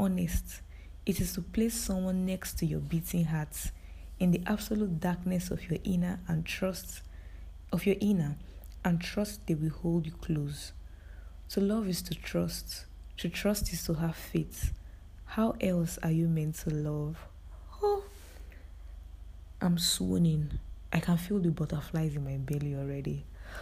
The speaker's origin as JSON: {"language": "English", "country": "Nigeria", "said": "As a Nigerian living in Nigeria"}